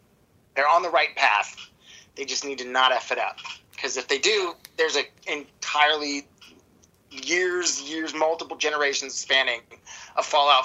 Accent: the Bay Area, California, United States; We're from the Bay

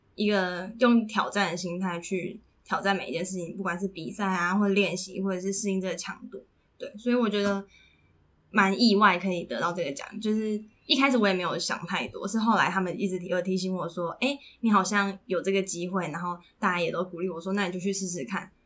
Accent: Puli, Nantou County, Taiwan; moved away; 如果我在普里长大的话

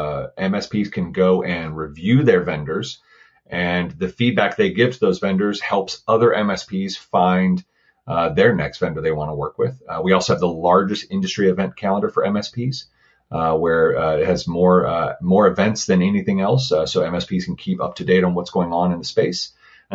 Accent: Florida, United States; also born or lived in Pensacola, Florida; I am from Florida

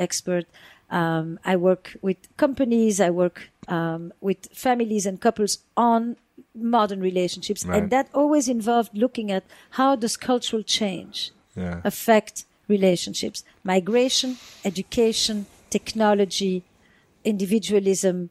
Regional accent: the Flemish part of Belgium, Flanders, Belgium; moved away; I grew up in the Flemish part of Belgium

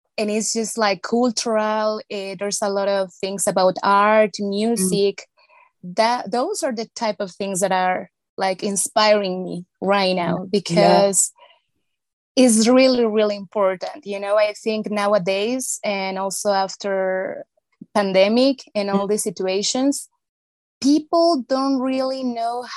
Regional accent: Mexico; I was born in Mexico

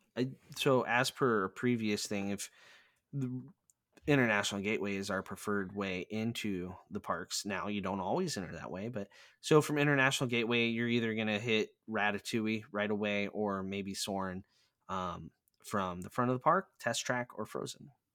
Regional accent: Plattsmouth, Nebraska, United States; I am currently a race director for a fundraiser here in my hometown

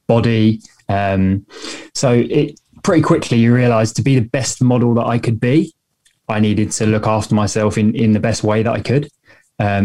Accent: Hastings, South East England, United Kingdom; moved away as an adult; now in London, United Kingdom; I'm actually originally from the South Coast. So I'm from a place called Hastings, which is in the South Coast of England, but now London based.

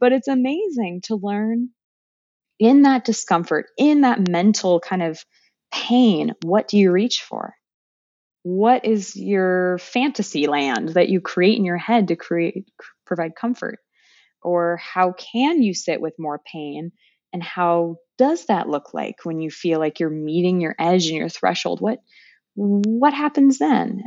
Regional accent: California, United States; moved away as an adult; also born or lived in France / Calais, France / Cambodia; now in Des Moines, United States; I'm from California

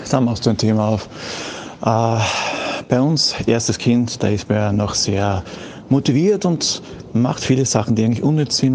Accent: Austria; bei uns in Österreich bei uns in Österreich

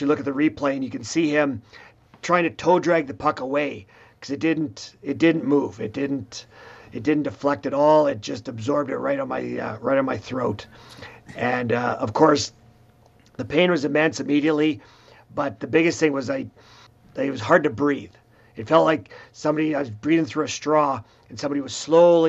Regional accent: Swift Current, Saskatchewan, Canada; I'm from Swift Current

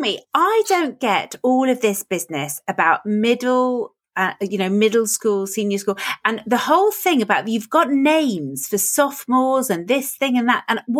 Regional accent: England, United Kingdom; moved away; I'm English and live over here.

